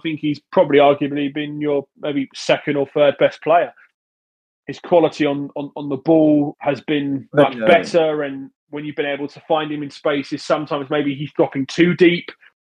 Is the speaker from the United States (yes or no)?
no; England, United Kingdom; growing up in England, it's a culture that you go to away games